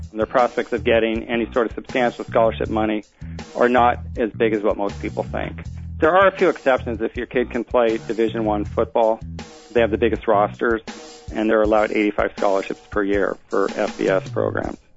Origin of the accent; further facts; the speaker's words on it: Seattle, Washington, United States; now in Washington, D.C., United States; I'm from Seattle originally and moved to Washington D.C